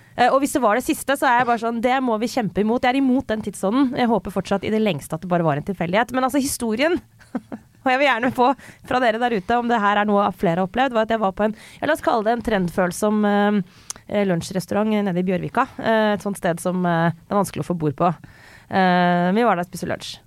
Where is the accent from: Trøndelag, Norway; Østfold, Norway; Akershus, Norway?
Akershus, Norway; Skjetten; now in Oslo, Norway; jeg kom fra Skjetten. Nå kommer jeg fra Oslo